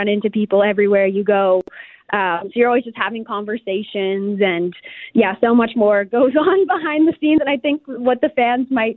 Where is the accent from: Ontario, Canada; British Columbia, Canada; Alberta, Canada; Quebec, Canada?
Alberta, Canada; St. Albert; my hometown, St. Albert, Alberta